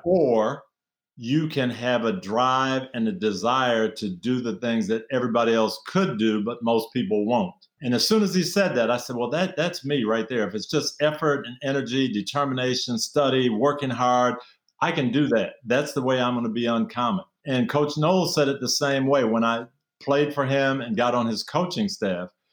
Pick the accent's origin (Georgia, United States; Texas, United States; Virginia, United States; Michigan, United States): Michigan, United States; Jackson; moved away; Jackson, Michigan, 30,000 people, nobody from my hometown in the NFL